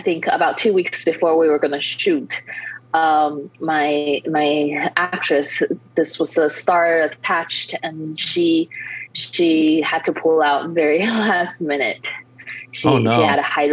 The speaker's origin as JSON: {"language": "English", "area": "Bay Area", "region": "California", "country": "United States", "also_born_or_lived": "New York", "moved": "as an adult", "said": "I went home in the Bay Area. I'm from California."}